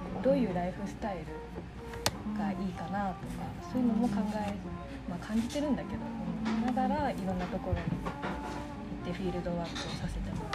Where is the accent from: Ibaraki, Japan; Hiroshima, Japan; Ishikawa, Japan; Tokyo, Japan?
Tokyo, Japan; Tama; 自分が東京の出身で多摩市多摩市出身